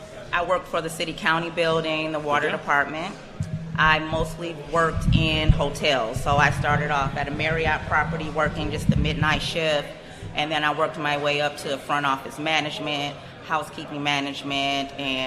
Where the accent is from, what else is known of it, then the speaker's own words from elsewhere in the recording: Detroit, Michigan, United States; I'm born and raised in Detroit. I grew up probably about 15 minutes from here, if that.